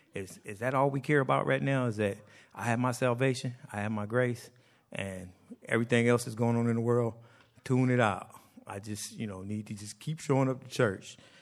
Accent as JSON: {"language": "English", "country": "United States", "said": "us Americans that are born here"}